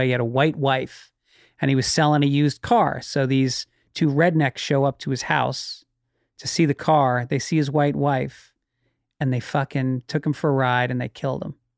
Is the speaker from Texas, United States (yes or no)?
no; Tarrytown, New York, United States; I grew up in Tarrytown